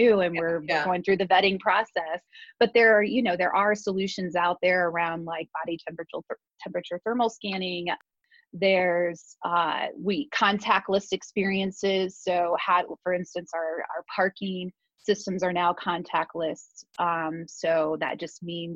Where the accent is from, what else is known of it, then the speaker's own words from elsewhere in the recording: Warsaw, Indiana, United States; moved away as an adult; also born or lived in Las Vegas; now in Columbus, United States; I was born and raised in Indiana. I moved here when I was 18. Warsaw